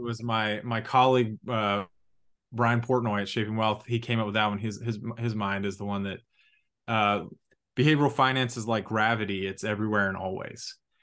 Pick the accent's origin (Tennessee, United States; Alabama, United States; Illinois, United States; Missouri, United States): Alabama, United States; Huntsville; now in Atlanta, United States; we're both from Huntsville, Alabama